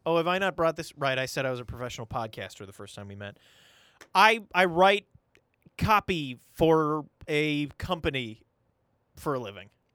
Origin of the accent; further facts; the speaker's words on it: St. Cloud, Minnesota, United States; I was born here in Saint Cloud, Minnesota